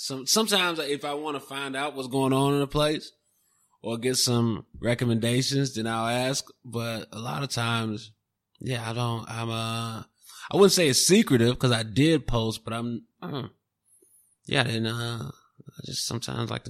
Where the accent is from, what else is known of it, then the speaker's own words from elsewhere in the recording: Chicago, Illinois, United States; I'm from Chicago and the cold, you know, I grew up in it